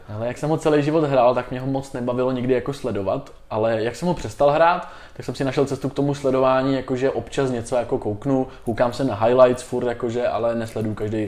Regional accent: Tábor, South Bohemian Region, Czechia; já jsem z Tábora původem, tak jsem hrál patnáct let, jsem hrál za Mas Táborsko

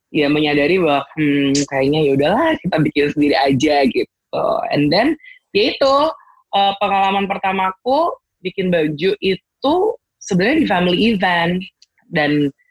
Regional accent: Semarang, Central Java, Indonesia; aku tuh aslinya dari Semarang

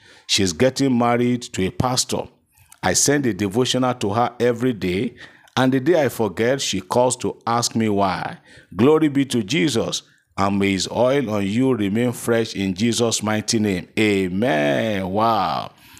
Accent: Keffi, Nasarawa, Nigeria; I'm so person from Kefi in Nasarawa State.

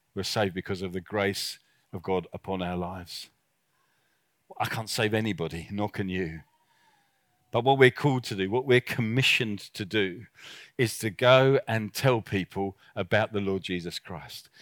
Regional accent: South Africa; I come from South Africa

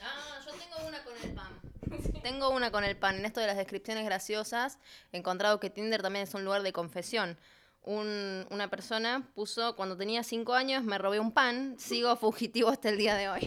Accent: Argentina; now in Santiago, Chile; soy de Argentina

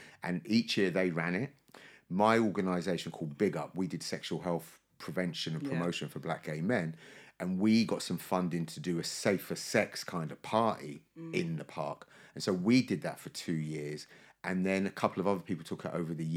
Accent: London, United Kingdom; I'm from Brixton, or the People's Republic of Brixton, as I like to call it

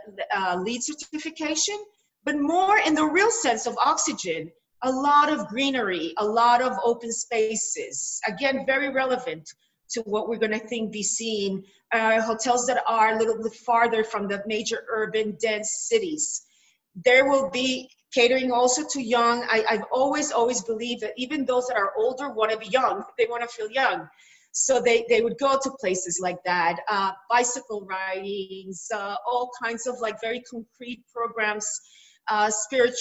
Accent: Jerusalem, Jerusalem District, Israel; I come from Jerusalem

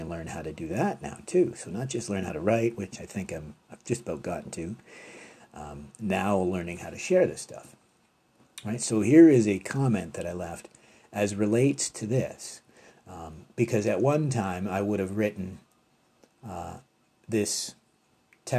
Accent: Canada; being Canadian

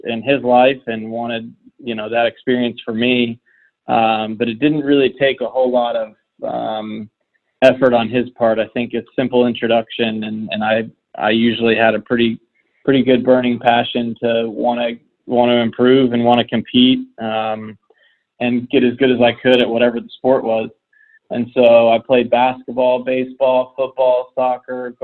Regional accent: Indiana, United States; now in Florida, United States; being a kid in Indiana

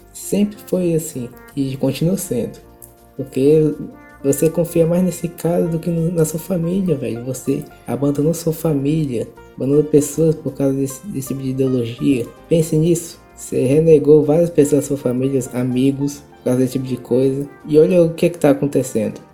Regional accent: Brazil; todos nós somos brasileiros

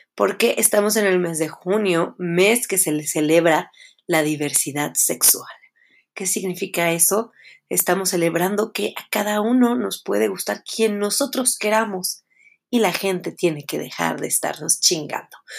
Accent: Puebla, Mexico; also born or lived in Mexico City; Yo nací en la Ciudad de México, pero solamente vine a nacer acá y después me regresaron a mi casa en Puebla. Entonces, pues sí soy poblana

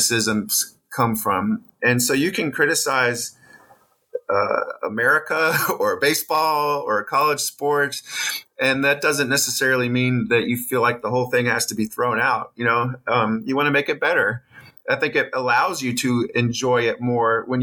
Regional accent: Wisconsin, United States; moved away; I'm from Wisconsin originally

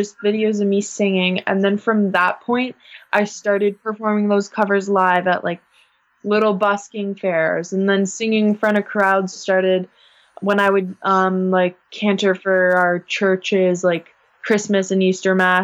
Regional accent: Guelph, Ontario, Canada; I'm from this place that nobody knows in Canada called Guelph

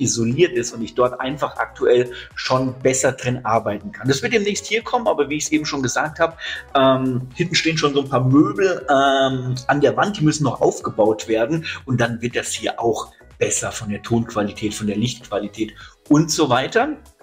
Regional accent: Hesse, Germany; bei uns in Hessen

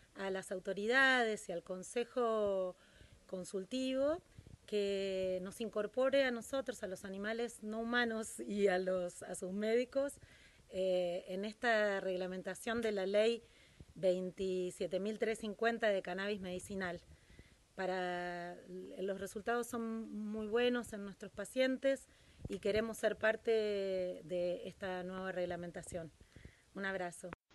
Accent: Bariloche, Río Negro, Argentina; vivo en Bariloche, soy de Bariloche

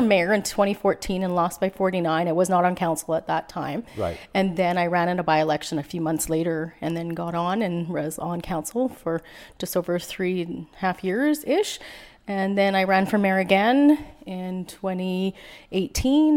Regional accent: Prince George, British Columbia, Canada; moved away as an adult; also born or lived in North Vancouver / Fraser Lake; we went to. Uh, Prince George. I lived here most of my life

